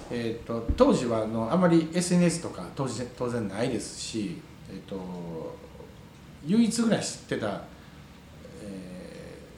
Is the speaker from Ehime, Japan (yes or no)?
no; Ryujin, Wakayama, Japan; moved away as an adult; now in Shirahama, Japan; 僕も田舎に生まれたのあ龍神村出身です 龍神村に生まれましてあのすごくあの田舎の三市水明郷でして田舎なんですけど